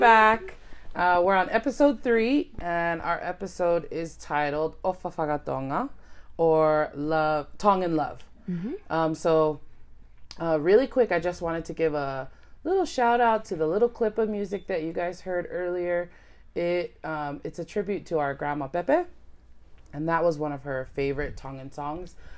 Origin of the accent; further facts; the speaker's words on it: United States; we all were born and raised in America